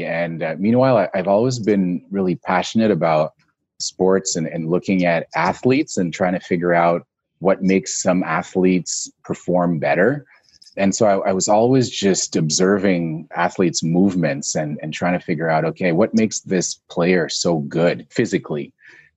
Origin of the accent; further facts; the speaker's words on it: Montreal, Quebec, Canada; I was in Canada. I'm from Montreal. So I was in Montreal at the time.